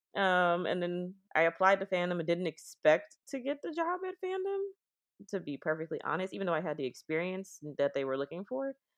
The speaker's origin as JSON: {"language": "English", "town": "Oakland", "region": "California", "country": "United States", "said": "I'm from Oakland"}